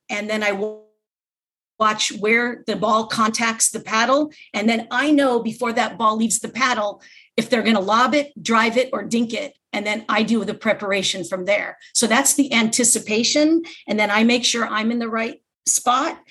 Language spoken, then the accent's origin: English; Los Angeles, California, United States; also born or lived in Redondo Beach; I was born and raised in Southern California, grew up my whole life in Los Angeles area